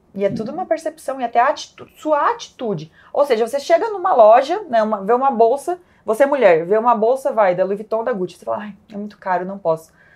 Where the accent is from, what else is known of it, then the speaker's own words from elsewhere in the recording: Caxias do Sul, Rio Grande do Sul, Brazil; minha história come começa em Caxias do Sul, sou lá do Sul